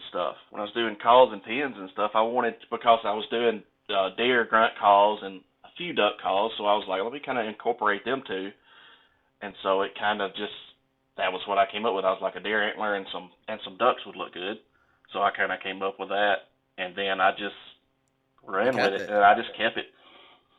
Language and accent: English; the South, Mississippi, United States; growing up in the South, you know, and I'm in Mississippi, which is, you can't get no further south